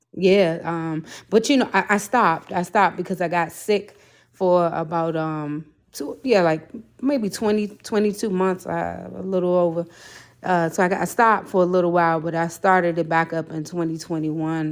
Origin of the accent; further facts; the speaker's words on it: Prince George's County, Maryland, United States; I am from P G County, Maryland, which is right outside of D C